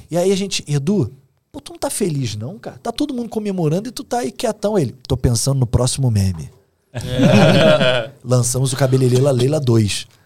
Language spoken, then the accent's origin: Portuguese; Rio de Janeiro, Brazil; É que eu sou irônico, assim. Eu, eu não sou engraçado, não, sou, não conto piada. Como um bom carioca